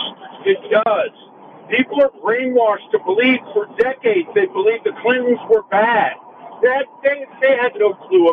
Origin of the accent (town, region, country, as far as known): Indiana, United States; also born or lived in San Francisco / New York